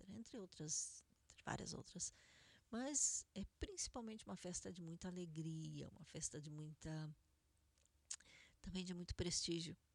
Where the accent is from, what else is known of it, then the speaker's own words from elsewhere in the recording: Argentina; Portuguese is a second language; dissemos, nós somos argentinos, não somos sefaradim.